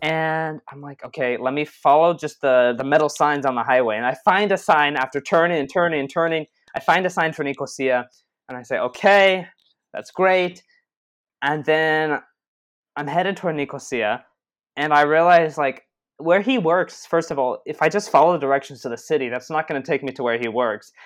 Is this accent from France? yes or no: no; Israel; we're from Israel